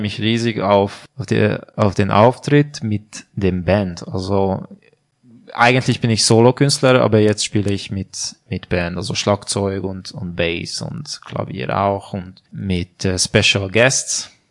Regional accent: Hungary; German is a second language; moved away as an adult; also born or lived in Budapest; now in Switzerland; ich komme aus Ungarn und ich bin Musiker

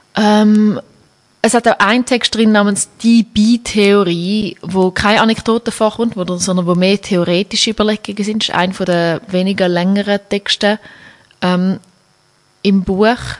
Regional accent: Schaffhausen, Switzerland; now in Zurich, Switzerland; in Schaffhausen, wo ich aufgewachsen bin

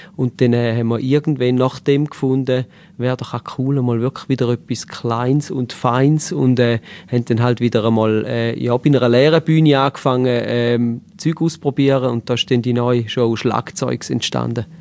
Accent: Eastern Switzerland, St. Gallen and Lustmühle, Switzerland; Wir kommen aus der Ostschweiz, genauer aus St. Gallen und Lustmühle

